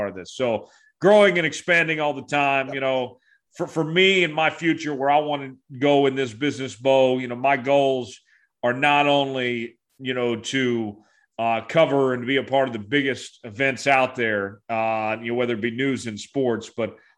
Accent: Tulsa, Oklahoma, United States; moved away as an adult; also born or lived in Lawrence, Kansas; Tulsa's my home. You know, that's where I'm from, but I grew up in Lawrence, if that makes sense.

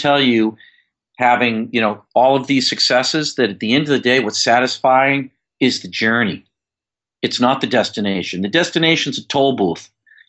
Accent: Yonkers, New York, United States; I'm a kid from Yonkers, New York. We had no money to travel anywhere.

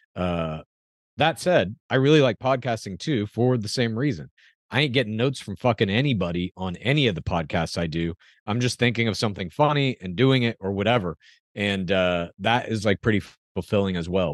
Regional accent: Dallas, Texas, United States; now in California, United States; I grew up in Dallas

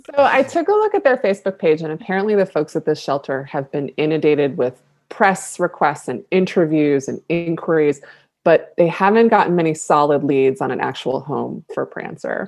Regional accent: Buffalo, New York, United States; my hometown of Buffalo

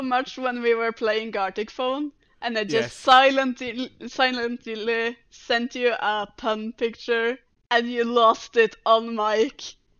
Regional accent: Norway; first language Norwegian; English is a second language; It's easier in Norwegian because it's my first language.

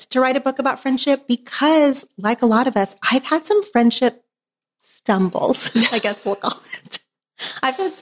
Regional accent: Oklahoma, United States; now in Los Angeles, United States; I did grow up in Oklahoma

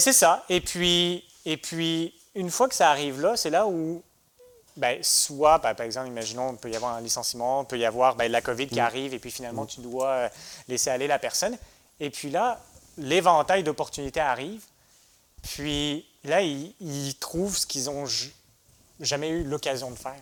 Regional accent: France; moved away as an adult; also born or lived in United States; now in Quebec, Canada; je suis né en France

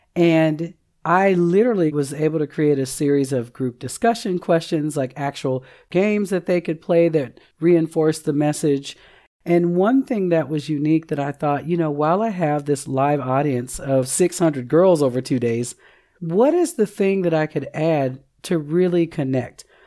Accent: Seattle, Washington, United States; moved away as an adult; now in Oklahoma, United States; I'm originally from Seattle, Washington, relocated to Oklahoma in two thousand eight

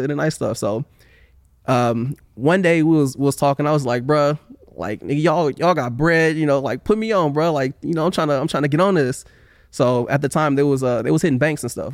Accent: Oakland, California, United States; moved away as an adult; now in Sacramento, United States; I grew up in West Oakland

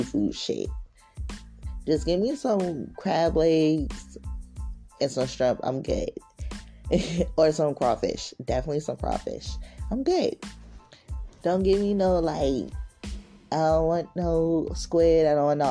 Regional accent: Richmond, Virginia, United States; I'm from Richmond, Virginia, 24.

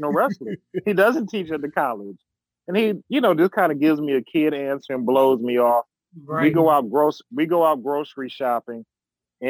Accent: Detroit, Michigan, United States; I'm from Detroit.

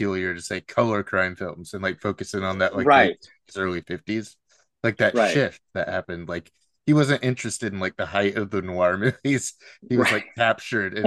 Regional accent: Seattle, Washington, United States; I'm just like from the Pacific Northwest, Seattle area here

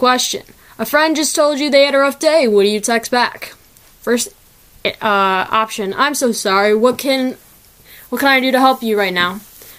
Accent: Midwest, United States; I am from the Midwest

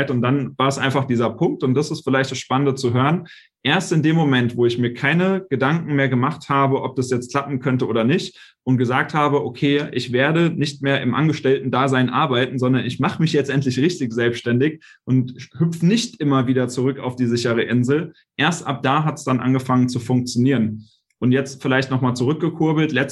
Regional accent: Hanau, Hesse, Germany; bin wieder zurück in meine Heimatstadt hier nach Hanau gezogen

